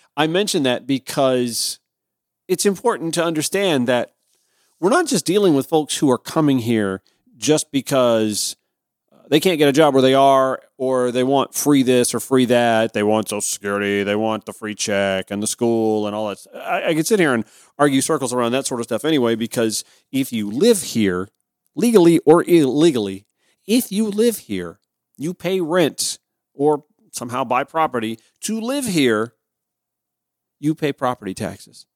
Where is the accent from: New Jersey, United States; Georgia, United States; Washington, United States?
Georgia, United States; Augusta; I grew up in Augusta, Georgia